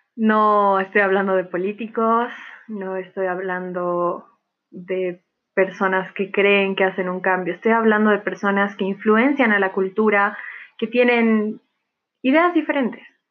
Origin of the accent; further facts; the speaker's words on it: Bolivia; also born or lived in La Paz, Bolivia; soy boliviana, mitad alemana, tengo nacionalidad alemana también